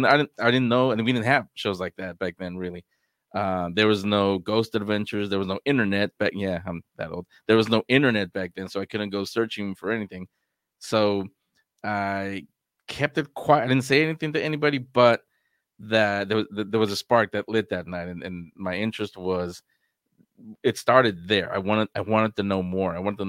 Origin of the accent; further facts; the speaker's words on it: San Francisco, California, United States; It's when I was 4 years old. I grew up in San Francisco, and the home that I didn't find out till after that, after this experience I'm about to tell you.